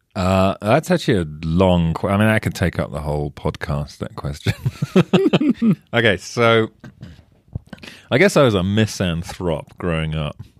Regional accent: England, United Kingdom; now in United States; I'm English and I live in the States

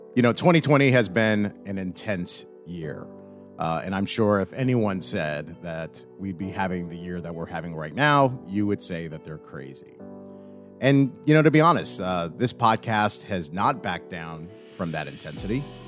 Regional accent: New York, United States; moved away as an adult; now in Arizona, United States; I grew up in New York

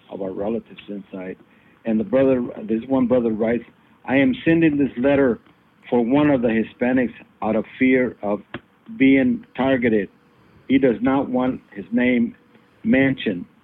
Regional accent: San Jose, California, United States; you know, you're from Santa Cruz, I'm from San Jose.

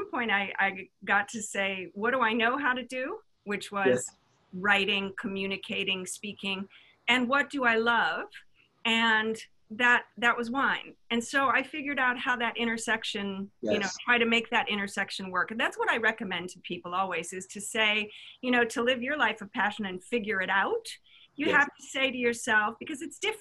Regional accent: Midwest, United States; I grew up in the Midwest

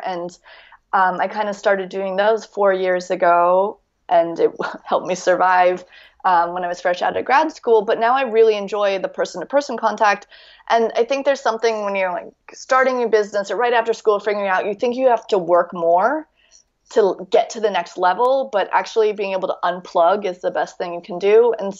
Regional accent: United States; now in France; Because it's actually the fact that I'm American living in France.

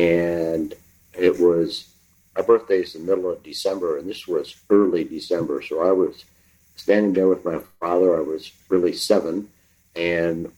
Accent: Ann Arbor, Michigan, United States; growing up in Ann Arbor, we moved to Ann Arbor when I was 4, 1951.

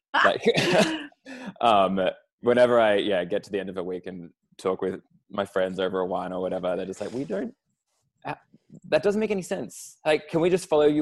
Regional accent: Sale, Victoria, Australia; also born or lived in San Francisco; now in Melbourne, Australia; I grew up in Sale in Gippsland. I'm a country boy at heart.

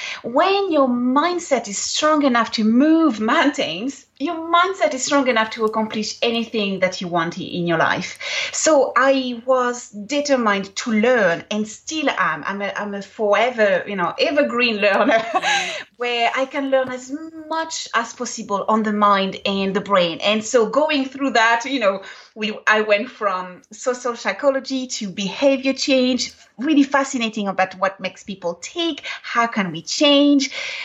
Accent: Ireland; My mother tongue is English, which always surprises everyone. And so my colloquialisms are, you know, very Irish.

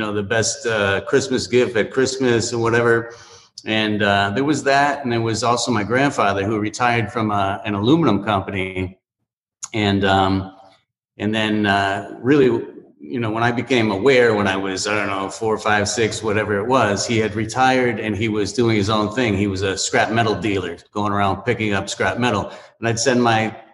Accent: New England, United States; moved away as an adult; now in Miami, United States; I grew up in New England, and I wanted to get out of there. I was about 21 years old, something like that. And I came down to Miami

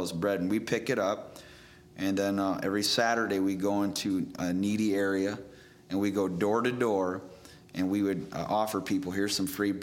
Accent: Chicago, Illinois, United States; moved away as an adult; also born or lived in Indiana; I was raised in the Chicagoland area most of my life, and then Indiana Bible College after 18.

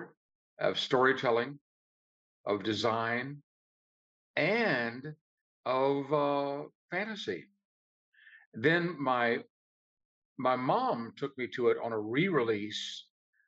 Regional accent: Shreveport, Louisiana, United States; I grew up in Louisiana, Northwest Louisiana

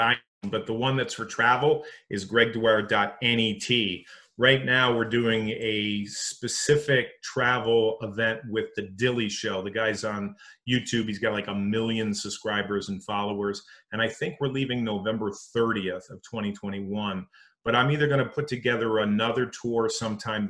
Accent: Connecticut, United States; moved away as an adult; also born or lived in Missouri; I grew up in Connecticut. And I moved out to Missouri

